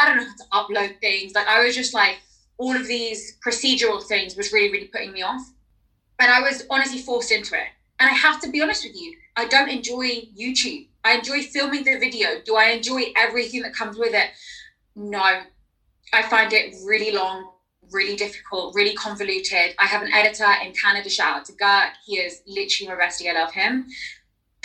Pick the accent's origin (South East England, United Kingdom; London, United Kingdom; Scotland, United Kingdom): London, United Kingdom; accent: London; my accent isn't leaning too heavily towards London and slang